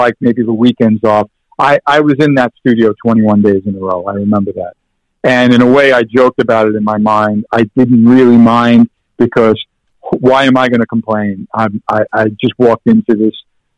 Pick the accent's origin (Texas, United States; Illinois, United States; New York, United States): New York, United States; New York City; growing up in New York